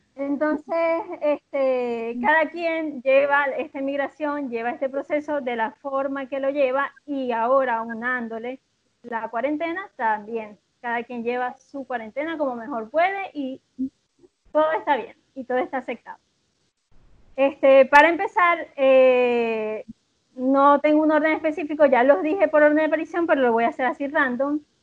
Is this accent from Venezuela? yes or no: yes; Venezuela; moved away as an adult; now in Chile; Soy una venezolana que vive en Chile desde hace dos años y un poco más